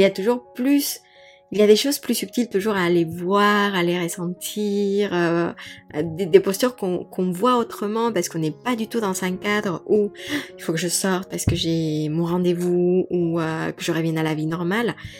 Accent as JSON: {"language": "French", "region": "Mexico City", "country": "Mexico", "tie": "born or raised there", "also_born_or_lived": "Paris, France", "moved": "yes", "said": "j'ai grandi à Mexico, j'ai toujours été dans des villes"}